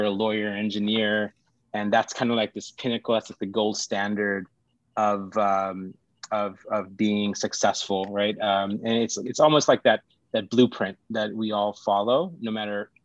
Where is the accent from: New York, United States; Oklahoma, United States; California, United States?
California, United States; Los Angeles; also born or lived in Sri Lanka / India; growing up in California, it's going to LAUSD, which is our high school district